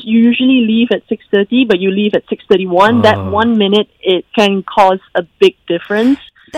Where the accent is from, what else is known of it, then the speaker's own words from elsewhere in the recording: Kuala Lumpur, Malaysia; So my hometown is actually in KL